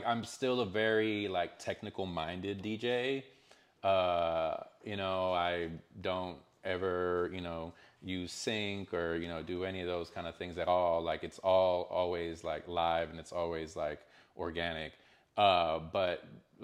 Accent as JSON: {"language": "English", "town": "Canyon", "region": "Texas", "country": "United States", "tie": "born or raised there", "also_born_or_lived": "El Paso, Texas", "moved": "as an adult", "lives_now": "Austin, United States", "said": "growing up in the Panhandle"}